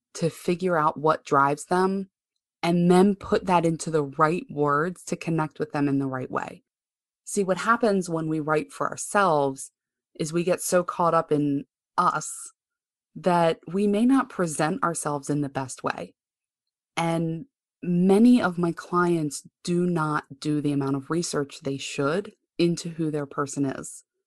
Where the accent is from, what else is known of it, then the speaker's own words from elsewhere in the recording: Baltimore, Maryland, United States; I grew up right here in Baltimore, Maryland. I am not one of those moving people.